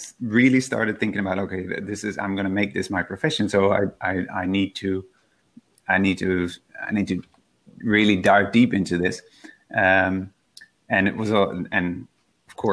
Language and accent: English; Netherlands; I grew up in the Netherlands, where it was quite a rural part of the Netherlands